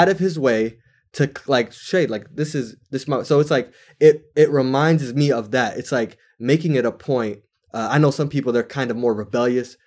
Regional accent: Washington, United States; also born or lived in California; I grew up in Washington

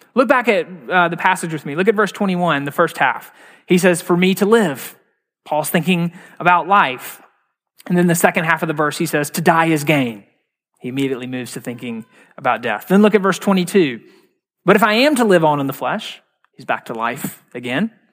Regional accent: Mississippi, United States; moved away; I'm from Mississippi originally.

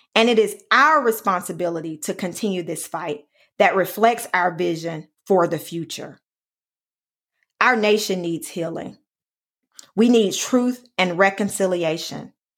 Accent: Alabama, United States; my home state of Alabama

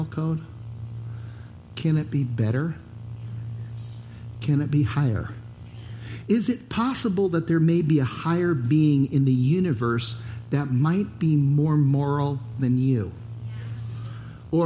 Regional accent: United States; As an American

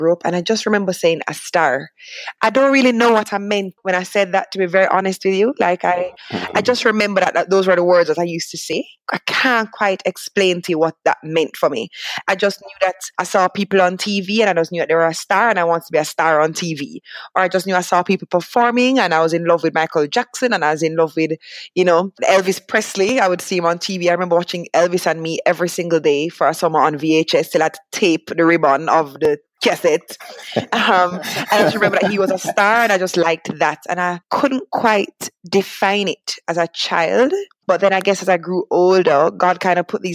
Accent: Kingston, Jamaica; I grew up in Kingston, but both my parents are not from Kingston

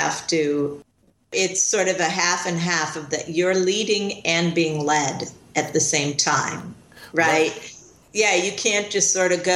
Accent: Chicago, Illinois, United States; moved away; I grew up in Chicago and I started out there.

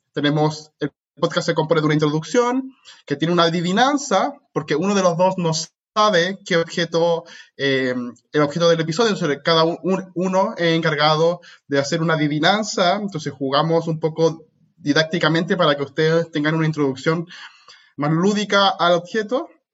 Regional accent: Santiago, Santiago Metropolitan Region, Chile; moved away; Soy chileno. Hice toda mi licenciatura y máster en Chile

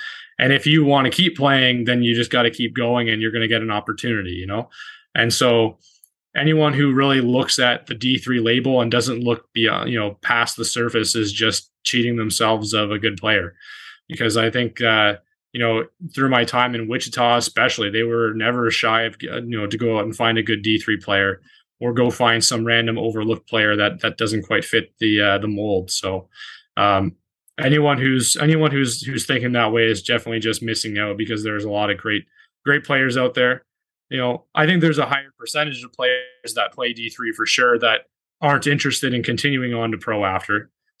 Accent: Toronto, Ontario, Canada; when we were growing up in Toronto

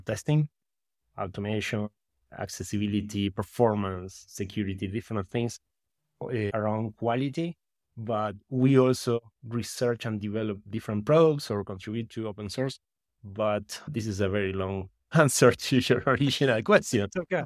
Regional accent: Uruguay; English is a second language; also born or lived in Berkeley, California; I'm from Uruguay in South America. Uruguay, I think it's the, the way you pronounce it in English. And yeah, I grew up in the countryside, in close to a small town, close to the capital

